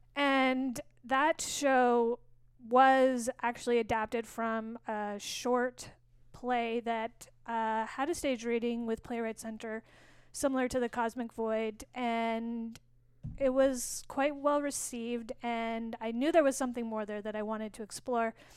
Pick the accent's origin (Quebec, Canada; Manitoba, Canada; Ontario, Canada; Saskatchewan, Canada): Saskatchewan, Canada; Saskatoon; also born or lived in San Francisco Bay Area; now in San Francisco, United States; I'm from Saskatoon. I was born in Saskatoon